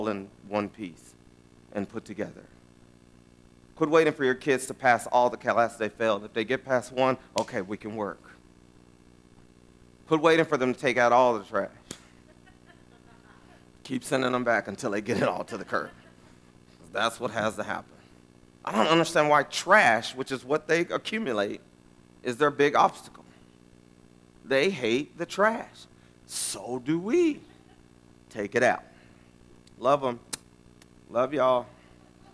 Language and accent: English; West Texas, United States; now in Round Rock, United States; I'm from West Texas.